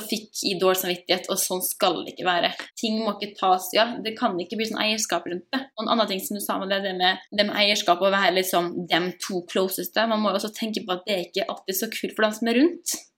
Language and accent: Norwegian; Molde, Møre og Romsdal, Norway; moved away as an adult; now in Salzburg, Austria; jeg kommer fra Molde, som du kanskje kan høre på direkte.